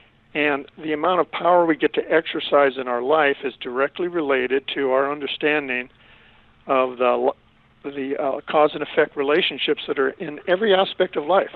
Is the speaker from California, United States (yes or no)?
yes; San Pedro, California, United States; a lowrider and street fighter growing up in San Pedro